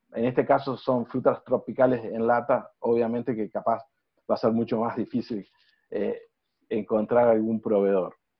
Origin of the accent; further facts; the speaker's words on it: Uruguay; soy uruguayo